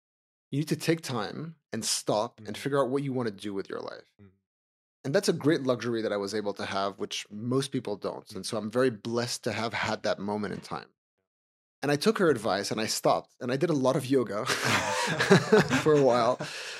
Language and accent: English; Switzerland; moved away as an adult; now in New York, United States; So I'm Swiss originally. I grew up in Switzerland and I spent the first 20 years of my career working in finance. I built two companies from the ground up. And during that time, I also moved to New York.